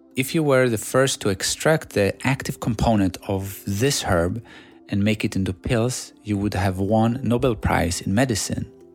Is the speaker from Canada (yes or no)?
no; Sweden; English is a second language; moved away as an adult; also born or lived in Greece / Shanghai, China; Growing up in Sweden, all I did was playing basketball